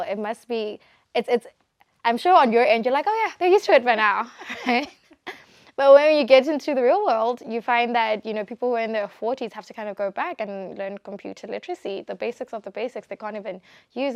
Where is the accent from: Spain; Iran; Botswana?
Botswana; I'm from Botswana